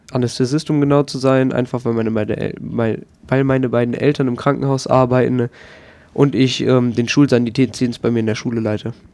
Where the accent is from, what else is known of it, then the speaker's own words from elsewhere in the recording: Germany; Ich komme aus Deutschland und bin momentan Praktikant beim Radio